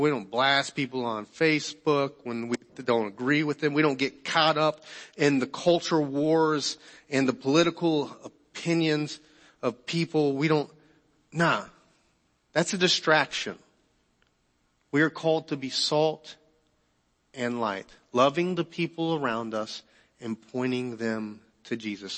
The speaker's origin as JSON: {"language": "English", "country": "United States", "said": "being American"}